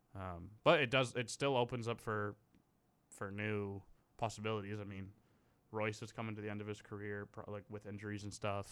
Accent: Canada; as a Canadian

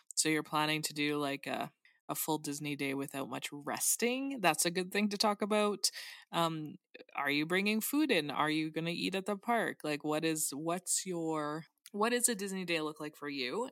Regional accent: Canada; I, as a Canadian

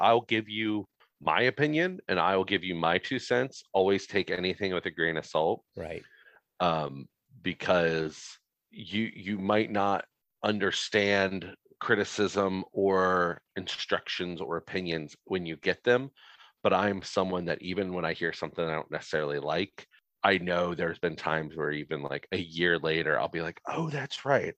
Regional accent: Midwest, United States; I'm in the Midwest. I born and raised in the Midwest

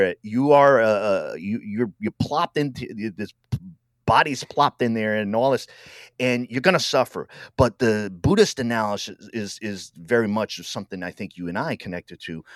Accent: Rhode Island, United States; moved away as an adult; also born or lived in Milwaukee, Wisconsin; I'm from Rhode Island

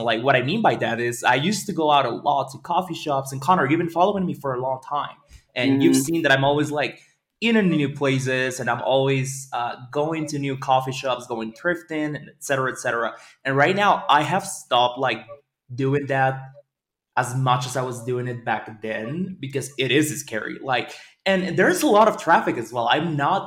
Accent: Veracruz, Mexico; also born or lived in Caribbean, Mexico; now in Mexico City, Mexico; I'm originally from Veracruz, which is a small town in the north.

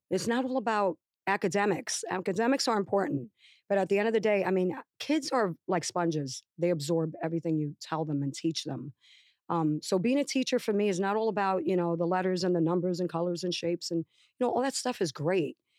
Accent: New York, United States; moved away as an adult; also born or lived in Puerto Rico; now in New Jersey, United States; I came from the South Bronx, from, you know, the Bronx, Manhattan, New York

